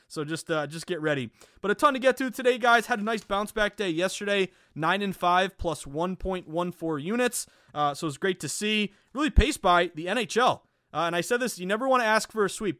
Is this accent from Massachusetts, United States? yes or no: yes; Boston, Massachusetts, United States; accent: Boston; of course I'm from Boston.